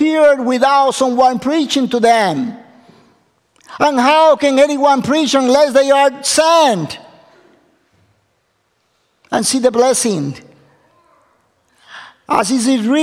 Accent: Ecuador; English is a second language; moved away; I come from Ecuador, South America.

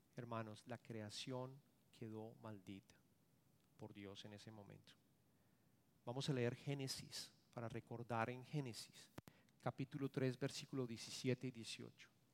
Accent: Colombia; moved away; yo soy colombiano

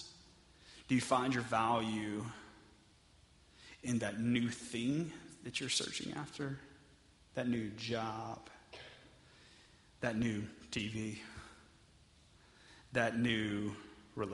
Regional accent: Texas, United States; I'm from Texas

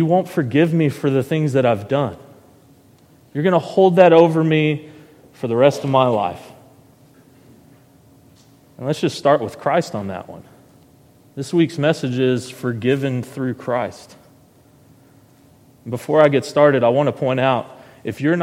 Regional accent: Heber Springs, Arkansas, United States; also born or lived in Searcy, Arkansas; I was born in Searcy, Arkansas, and was raised in Heber Springs for about 4 years

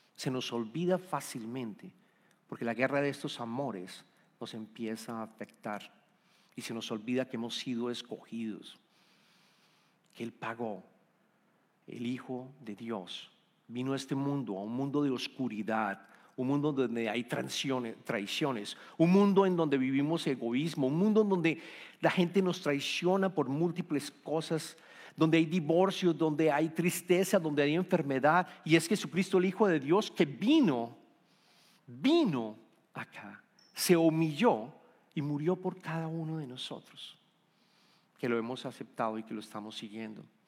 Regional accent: Colombia; moved away as an adult; also born or lived in Bogotá, Colombia; now in Houston, United States; somos colombianos. Vivíamos en Bogotá

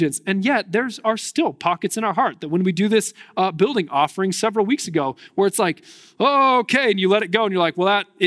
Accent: United States

